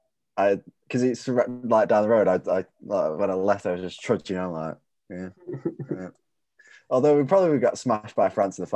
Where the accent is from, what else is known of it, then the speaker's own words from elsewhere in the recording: England, United Kingdom; because we're English and Italian